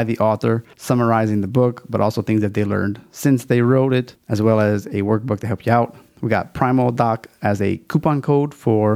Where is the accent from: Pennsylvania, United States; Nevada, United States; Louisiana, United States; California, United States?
Louisiana, United States; It's my home state